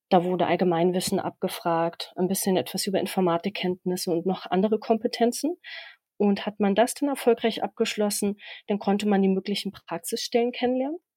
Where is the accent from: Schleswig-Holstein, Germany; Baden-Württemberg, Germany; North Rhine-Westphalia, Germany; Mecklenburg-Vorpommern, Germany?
Schleswig-Holstein, Germany; Hohenlockstedt; now in Berlin, Germany; Ursprünglich komme ich aus Hohenlockstedt in Schleswig-Holstein. Vielleicht kennt das der eine oder andere. Momentan wohne ich aber in Berlin